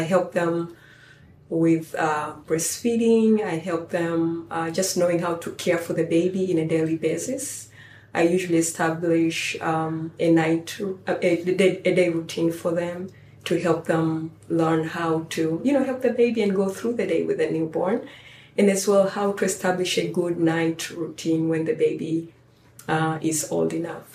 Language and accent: English; Tanzania; moved away as an adult; now in United States; growing up in Tanzania